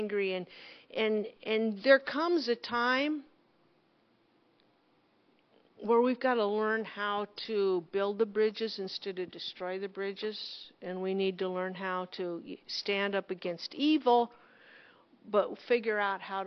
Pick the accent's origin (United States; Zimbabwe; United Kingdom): United States; Loup Canal, near Monroe, Nebraska; I grew up on the Monroe Canal, on the Loop Canal